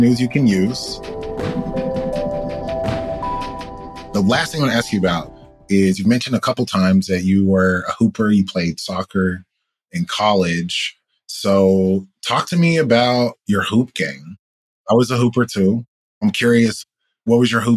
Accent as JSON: {"language": "English", "town": "Atlanta", "region": "Georgia", "country": "United States", "said": "I'm from Atlanta"}